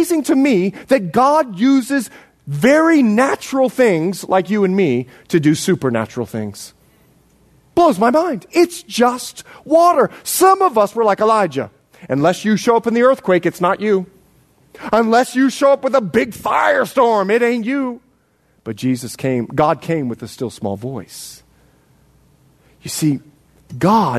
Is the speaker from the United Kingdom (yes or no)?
no; Bahamas; moved away; also born or lived in Florida, United States / Montana, United States; I was born in the Bahamas, raised there and Florida